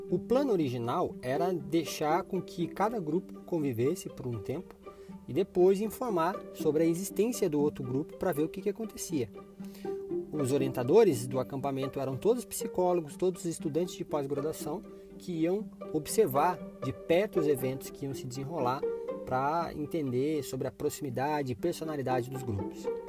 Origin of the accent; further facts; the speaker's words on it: Curitiba, Paraná, Brazil; aqui na minha cidade natal